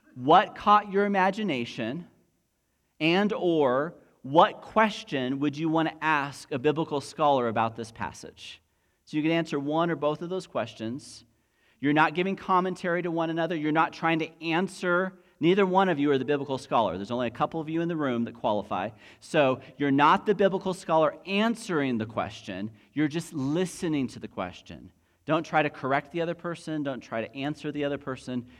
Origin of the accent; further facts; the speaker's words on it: United States; Most of us have an identity that is rooted in being an American citizen